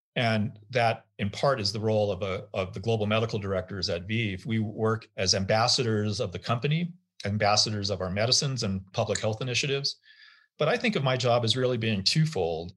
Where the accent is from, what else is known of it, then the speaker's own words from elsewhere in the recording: United States; as an American passport carrier